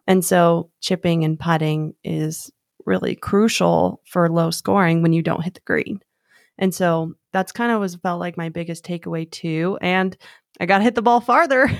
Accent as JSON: {"language": "English", "region": "Arizona", "country": "United States", "tie": "born or raised there", "said": "I was born and raised in Arizona"}